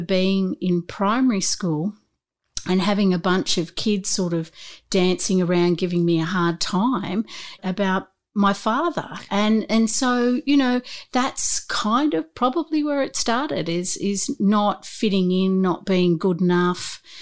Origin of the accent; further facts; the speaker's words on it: Newcastle, New South Wales, Australia; I grew up in Newcastle